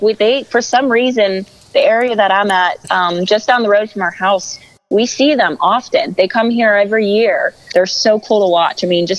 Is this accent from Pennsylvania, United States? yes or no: yes; Western Pennsylvania, United States; I would rather try to get one here in my home state than pay to go somewhere or out of state for one.